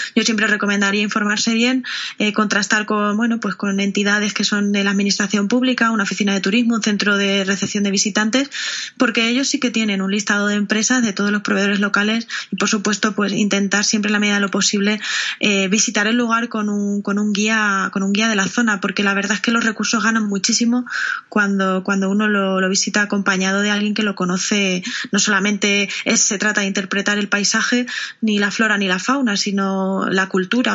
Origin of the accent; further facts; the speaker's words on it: Castilla-La Mancha, Spain; soy una enamorada de, de mi tierra